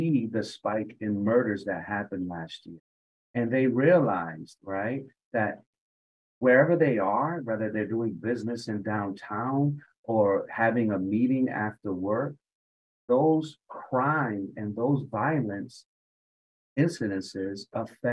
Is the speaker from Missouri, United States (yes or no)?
no; Hartford, Connecticut, United States; born or raised there